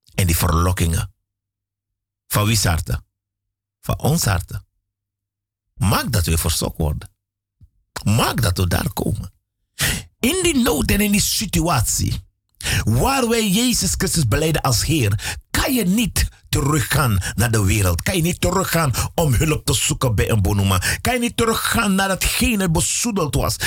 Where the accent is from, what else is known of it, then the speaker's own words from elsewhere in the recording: Suriname; moved away; Ik ben een Surinaamse jongen, want ik ben in Suriname geboren.